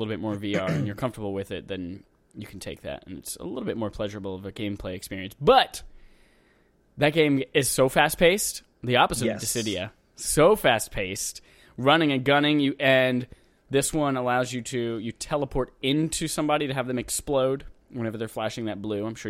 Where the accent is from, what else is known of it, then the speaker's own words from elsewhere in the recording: United States; I just want to go in and shoot things because I'm an American.